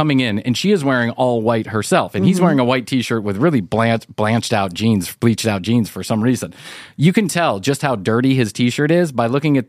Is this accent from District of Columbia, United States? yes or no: no; Alabama, United States; No, I'm not the Swedish. I'm from Alabama.